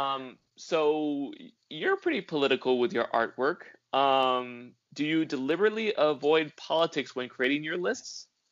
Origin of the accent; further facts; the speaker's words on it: California, United States; I'm Californian